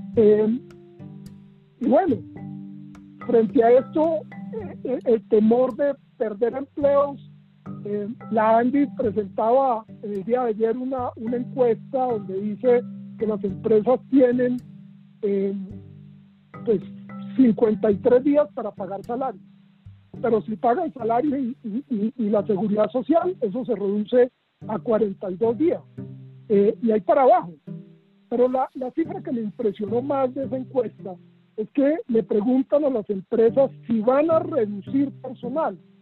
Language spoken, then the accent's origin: Spanish; Colombia